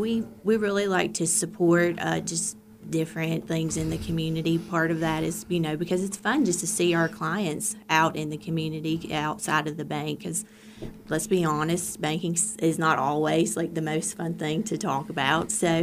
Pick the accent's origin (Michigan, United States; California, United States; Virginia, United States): Virginia, United States; New River Valley; I grew up in Reiner, so my whole life has been spent in the New River Valley